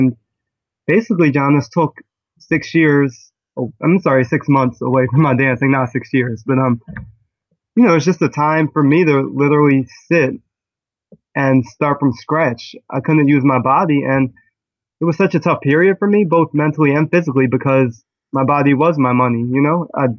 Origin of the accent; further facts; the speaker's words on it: Philadelphia, Pennsylvania, United States; I am from Philadelphia, and I really am a lover of dance.